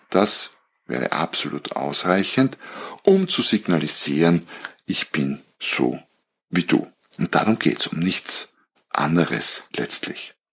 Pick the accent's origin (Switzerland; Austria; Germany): Austria; weil ich ehrlicherweise nicht so sehr als Österreicher, nicht so sehr in dieser Fußballwelt zu Hause bin.